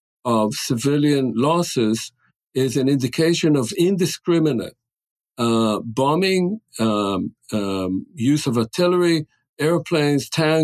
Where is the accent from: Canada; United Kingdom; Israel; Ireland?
Israel; now in United States; I'm an Israeli. I'm an Israeli citizen. I grew up in Israel